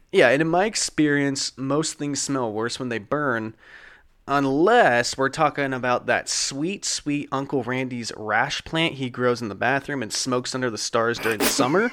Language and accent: English; Eugene, Oregon, United States; that's my hometown, shout out Eugene